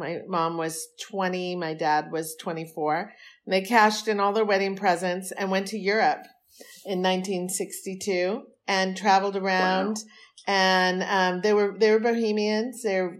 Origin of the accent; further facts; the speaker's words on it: New York City, New York, United States; born there; I was born in New York City. My parents were basically passing through.